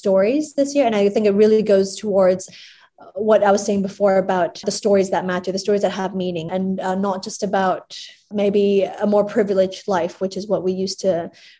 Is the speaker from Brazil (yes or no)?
no; Hong Kong; So when I was born and raised in Hong Kong, and I always knew Tatler as the society magazine.